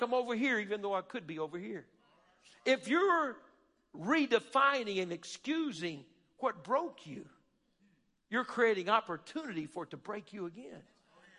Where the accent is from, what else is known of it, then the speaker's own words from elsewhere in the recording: Alabama, United States; We're a bunch of good old boys and good old girls. We're from Alabama.